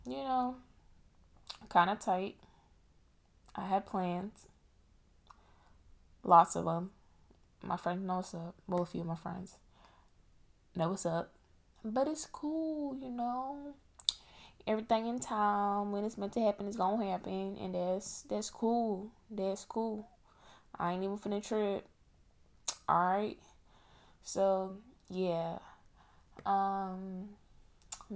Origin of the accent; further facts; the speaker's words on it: New York, United States; I'm from New York